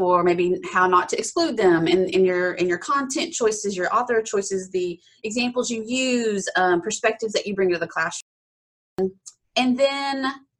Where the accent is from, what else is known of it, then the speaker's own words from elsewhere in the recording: Appalachia, East Tennessee, United States; I grew up in East Tennessee, sort of the foothills of the Smoky Mountains, Appalachia.